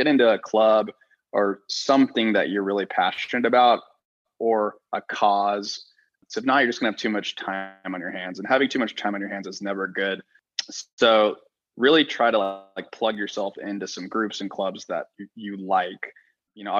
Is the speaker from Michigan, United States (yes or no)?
no; Texas, United States; I grew up in Texas